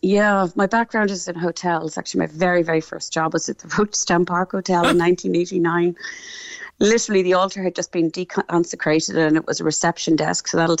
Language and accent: English; Cork, Munster, Ireland; also born or lived in London, United Kingdom; now in Dallas, United States; I live here. I moved here in 1996. I'm originally from Cork.